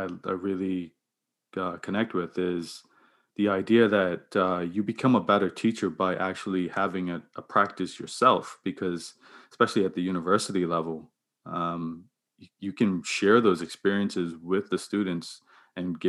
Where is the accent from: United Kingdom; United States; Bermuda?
Bermuda; now in Halifax, Canada; I'm from Bermuda